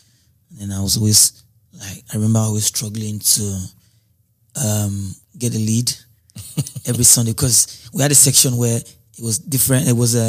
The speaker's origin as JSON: {"language": "English", "region": "Lagos", "country": "Nigeria", "tie": "born or raised there", "said": "Lagos, Ifeako Ajayi."}